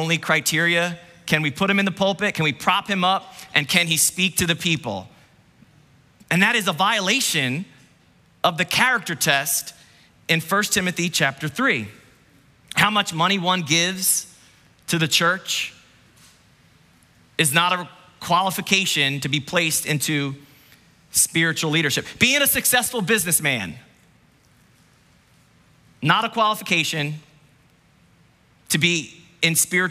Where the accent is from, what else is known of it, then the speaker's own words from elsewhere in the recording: New Jersey, United States; New Jersey